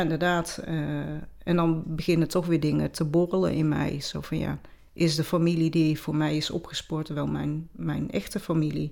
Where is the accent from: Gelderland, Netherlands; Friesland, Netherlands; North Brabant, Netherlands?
North Brabant, Netherlands; accent: Brabantse; also born or lived in Peru; de Brabantse accent